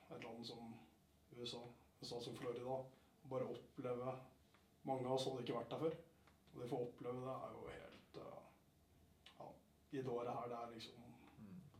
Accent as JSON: {"language": "Norwegian", "town": "Elverum", "region": "Innlandet", "country": "Norway", "said": "Jeg kommer fra Elverum"}